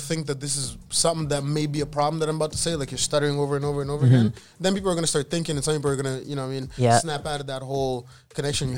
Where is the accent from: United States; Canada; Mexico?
Canada; Abbotsford, British Columbia; I'm from Abbotsford